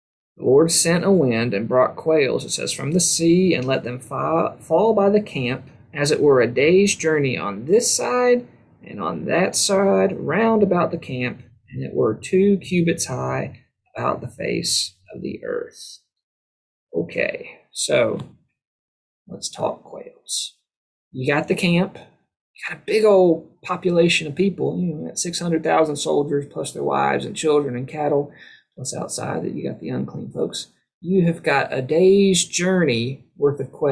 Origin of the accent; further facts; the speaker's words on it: Tifton, Georgia, United States; my hometown, Tifton